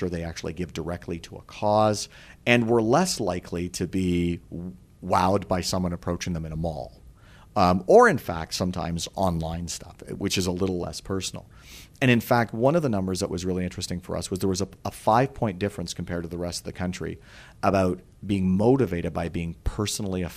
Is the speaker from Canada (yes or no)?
yes; Canada; we as Canadians